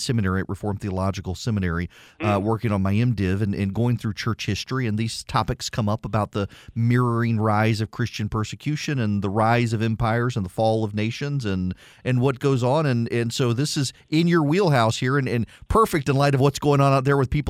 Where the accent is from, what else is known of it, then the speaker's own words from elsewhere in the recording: Dubai, United Arab Emirates; I grew up in Dubai in the 1980s, and of course, it was the American military that kept us safe during the Iran-Iraq War.